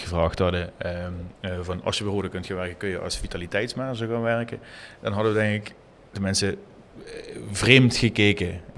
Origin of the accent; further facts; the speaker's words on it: Limburg, Netherlands; hoe wij als Limburgers in elkaar zitten